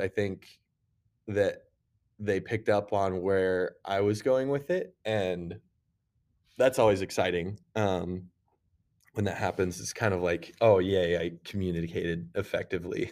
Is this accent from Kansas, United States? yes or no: yes; Lindsborg, Kansas, United States; moved away; also born or lived in Minnesota; I'm from Kansas originally, so, uh, my, my hometown is actually Little Sweden